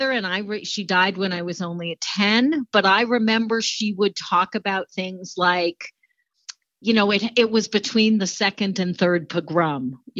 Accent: New York City, New York, United States; moved away as an adult; also born or lived in Poughkeepsie, New York; So I was born in Poughkeepsie, but basically lived in New York City until I was 33 years old.

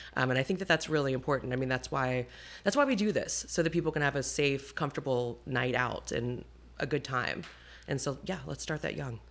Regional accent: Roanoke, Virginia, United States; moved away as an adult; also born or lived in New York; now in Ashland, United States; I was born in Roanoke, um, and I lived there, uh, and I was there until, um, middle school

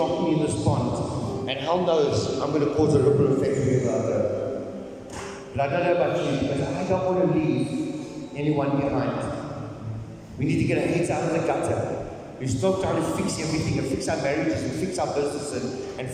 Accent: South Africa; We're South African

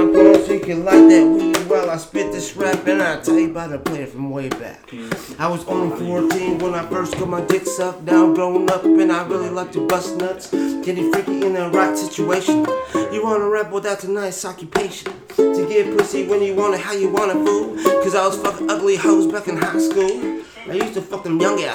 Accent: Fresno, California, United States; I grew up in Fresno, California

